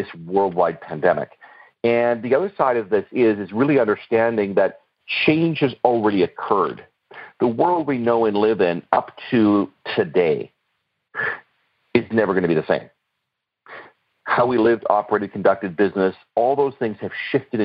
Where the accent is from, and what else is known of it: Canada